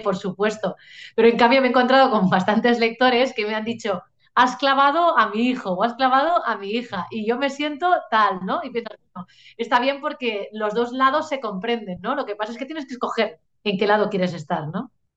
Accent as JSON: {"language": "Spanish", "region": "Catalonia", "country": "Spain", "said": "en catalán tenemos lo que llamamos las pronombres feplas"}